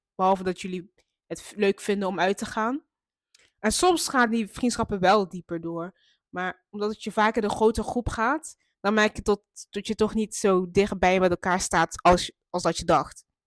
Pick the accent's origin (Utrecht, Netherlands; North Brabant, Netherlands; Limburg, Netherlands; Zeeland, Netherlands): Limburg, Netherlands; Maastricht; moved away as an adult; now in Eindhoven, Netherlands; Dat is gewoon de stad waar ik ben opgegroeid